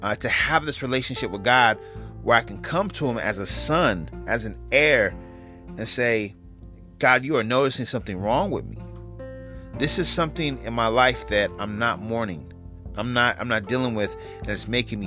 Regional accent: West Coast, United States; also born or lived in New York; I'm from the West Coast

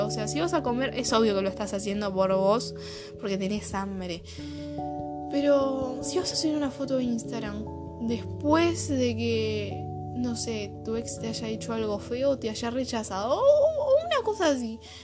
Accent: Argentina; Son las 5 acá en mi país de origen. Si conoces un poco de lo que es el dialecto latinoamericano, sabrás que estoy viviendo Argentina

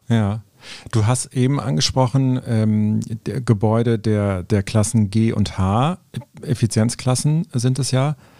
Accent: Cologne, North Rhine-Westphalia, Germany; Ich bin Kölner

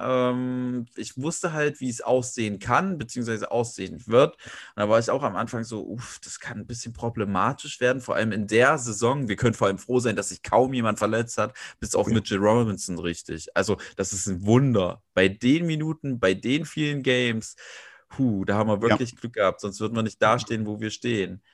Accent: Weimar, Thuringia, Germany; moved away as an adult; now in Leipzig, Germany; gebürtiger Weimarer, wohne jetzt in Leipzig

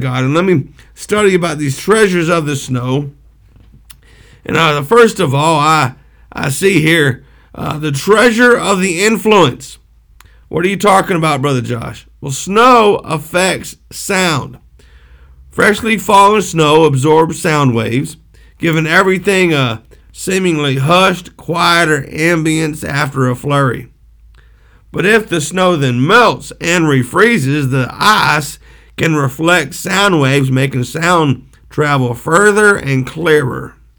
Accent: Pontiac, Michigan, United States; I was born in Pontiac, Michigan

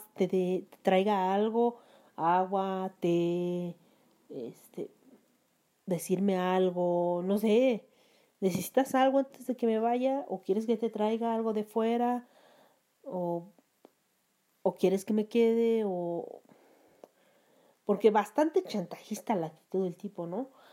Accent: Mexico; ofende mis raíces como mexicana

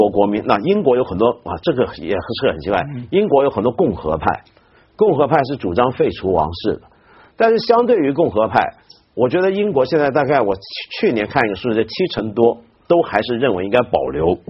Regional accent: China; 我们中国人一般都觉得国王跟皇帝好像没什么分别

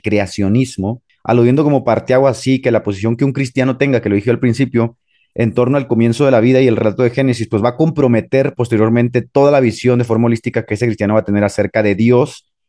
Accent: Trelew, Chubut, Argentina; Pues yo soy de la Patagonia, pibe. Soy de la Patagonia.

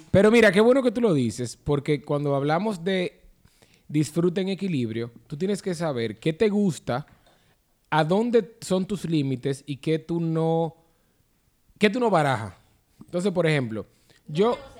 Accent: Dominican Republic

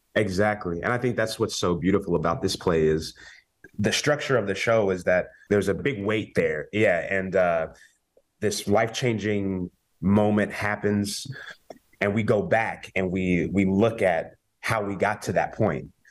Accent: Kansas, United States; we're both from Kansas

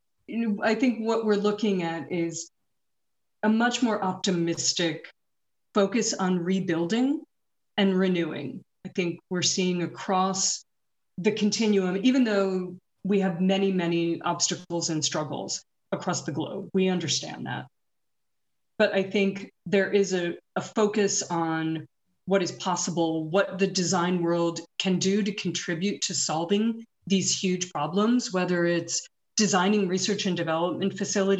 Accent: New York, United States; even as a New Yorker

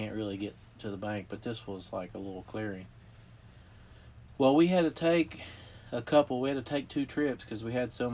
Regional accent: West Virginia, United States; I grew up in West Virginia

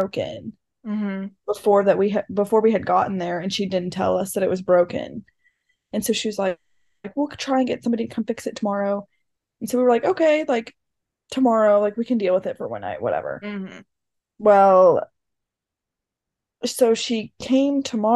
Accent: Tyler, Texas, United States; I'm from Tyler, Texas.

